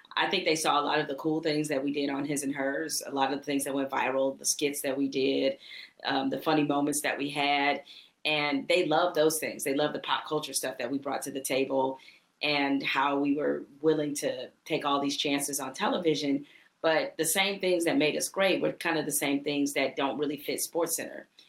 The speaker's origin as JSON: {"language": "English", "town": "Detroit", "region": "Michigan", "country": "United States", "said": "we're both from Detroit"}